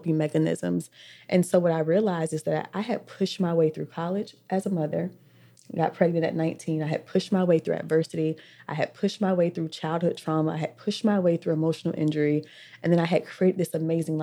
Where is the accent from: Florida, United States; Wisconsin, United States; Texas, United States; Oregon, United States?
Florida, United States; Orlando; I'm from West Orlando. Because honestly, we've lived in every hood.